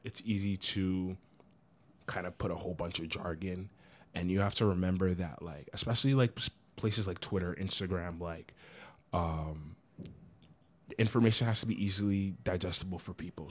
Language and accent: English; Providence, Rhode Island, United States; I'm from Providence, Rhode Island